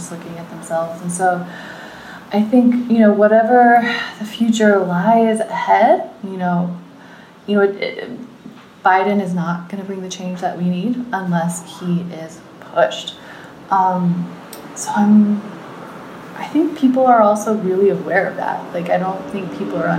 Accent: United States; as an American

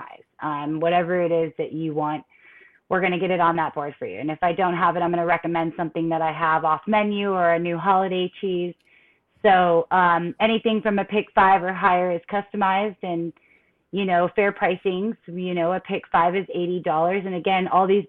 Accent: Florida, United States; born and raised in Florida

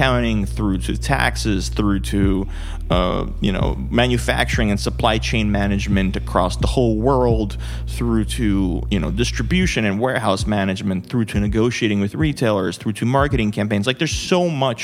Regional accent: New York, United States; I grew up in New York

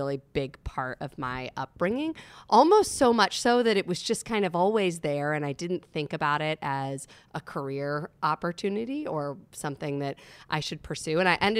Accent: northern New Jersey, United States; moved away as an adult; also born or lived in South Carolina; now in Asheville, United States; I was born in South Carolina, and then my father's job moved us up to New Jersey. So I grew up in northern New Jersey.

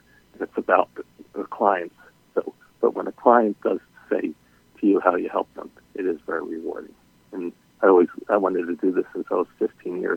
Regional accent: Philadelphia, Pennsylvania, United States; I'm a Philadelphia native, born and raised in Philadelphia

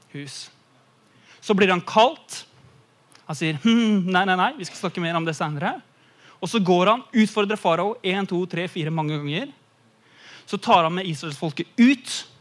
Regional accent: Eastern Norway, Norway; moved away; jeg kommer fra Østlandet

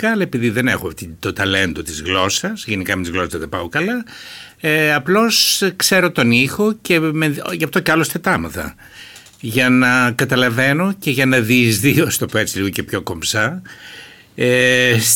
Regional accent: Alexandroupoli, Eastern Macedonia and Thrace, Greece; moved away as an adult; Γεννήθηκα το 1947, είμαι 74 χρονών. Γεννήθηκα στην Αλεξανδρούπολη, στο νοσοκομείο Αλεξανδρούπολεω ε, και έζησα περίπου 18 χρόνια στην Αλεξανδρούπολη.

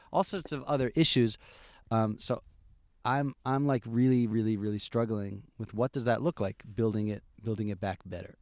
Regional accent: Albany, New York, United States; moved away as an adult; now in Efrat, Israel; I grew up in Albany, New York

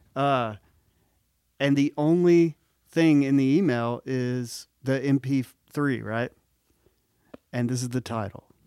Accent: Mississippi, United States; I'm from Mississippi

